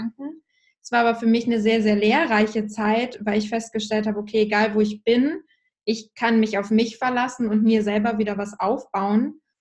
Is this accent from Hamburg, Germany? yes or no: yes; Hamburg, Germany; Ich bin tatsächlich in Hamburg aufgewachsen, also quasi bei euch um die Ecke witzigerweise